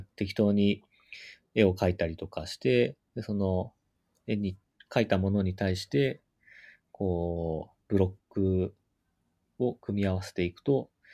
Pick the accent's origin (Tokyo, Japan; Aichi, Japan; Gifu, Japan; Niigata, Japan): Gifu, Japan; なんか、うん僕、地元岐阜なんですけど。